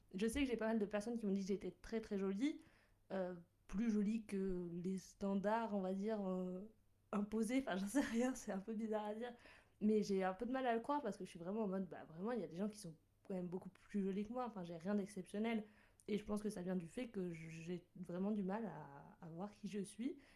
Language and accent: French; Bordeaux, Nouvelle-Aquitaine, France; moved away as an adult; now in Lyon, France; j'étais la première à quitter la ville natale, à quitter euh, le nid familial et à partir de, de Bordeaux